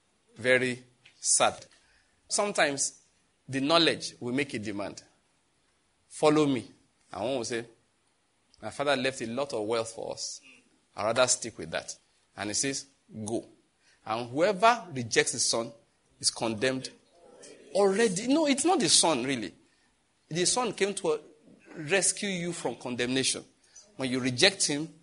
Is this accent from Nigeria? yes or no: yes; Nigeria; I'm a Nigerian